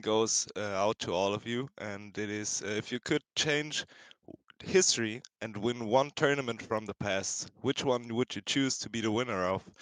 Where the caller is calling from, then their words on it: Berlin, Germany; I'm calling in from Germany, Berlin